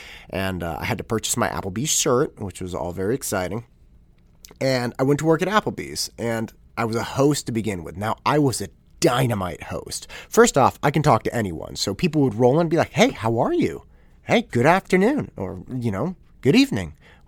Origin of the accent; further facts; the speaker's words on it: Concord, United States; I had a paper route as I was growing up in Concord, and I had the paper route from the beginning of, or kind of middle of eighth grade until right around the end of my senior year in high school.